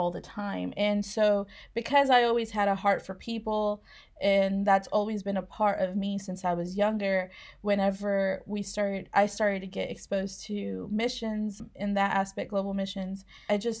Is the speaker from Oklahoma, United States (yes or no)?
yes; Oklahoma, United States; moved away as an adult; also born or lived in Mexico; now in Scotland; I was born in Oklahoma, raised most of my life in Oklahoma, but I did live in Mexico when I was a kid for a while.